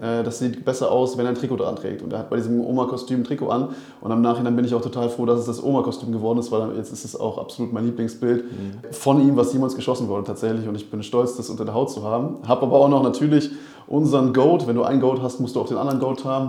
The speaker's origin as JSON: {"language": "German", "region": "Berlin", "country": "Germany", "tie": "born or raised there", "moved": "as an adult", "lives_now": "Rostock, Germany"}